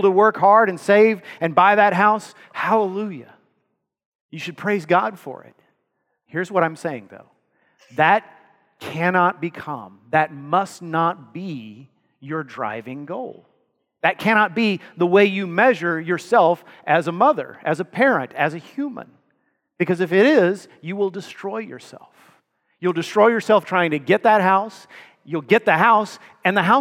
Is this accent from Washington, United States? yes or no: no; Texas, United States; I grew up in Texas